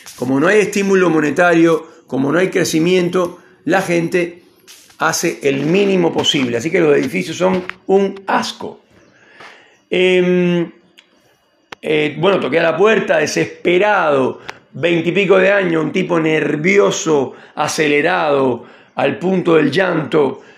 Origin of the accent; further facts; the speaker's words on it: Cienfuegos, Cuba; moved away as an adult; la casa con, con mis viejos, con, acá, acá en Cienfuegos